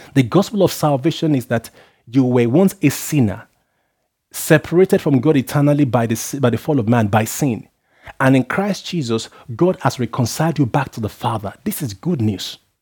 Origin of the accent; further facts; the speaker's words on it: Nigeria; where I come from as a Nigerian